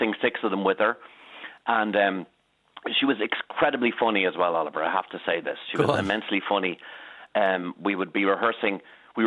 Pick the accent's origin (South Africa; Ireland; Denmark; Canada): Ireland; Dublin, Leinster; I was growing up on Norcray George Street, and I was attending Frank Merriman's bel canto classes across the road